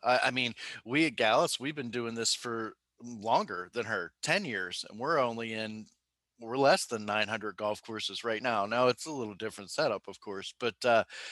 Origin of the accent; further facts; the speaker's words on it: Pennsylvania, United States; Growing up in Pennsylvania